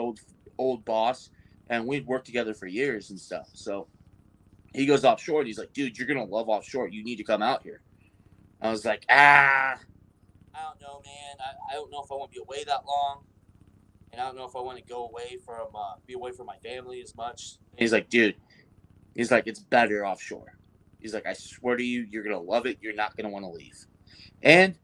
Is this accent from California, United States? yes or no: yes; Bakersfield, California, United States; I've lived in Bakersfield, California my whole entire life. I'm California through and through.